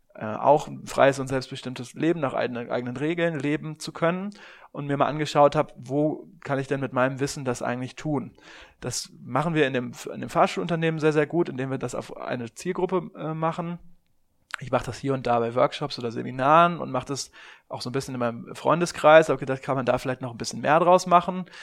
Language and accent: German; Germany; gerade als Deutscher